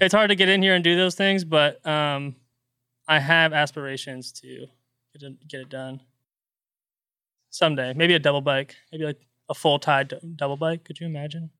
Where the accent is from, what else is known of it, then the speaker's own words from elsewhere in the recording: Pflugerville, Texas, United States; now in Austin, United States; I grew up in Pflugerville, technically, which is just north of Austin